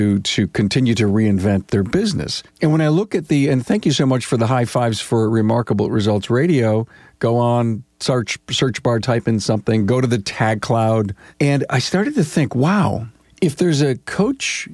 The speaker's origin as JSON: {"language": "English", "town": "Orchard Park", "region": "New York", "country": "United States", "tie": "born or raised there", "said": "I grew up in Orchard Park, New York"}